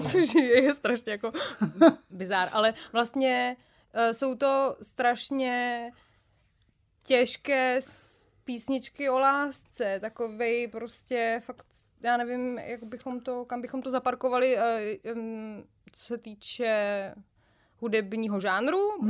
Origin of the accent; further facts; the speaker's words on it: Jílové u Prahy, Central Bohemian Region, Czechia; já jsem z Jílovýho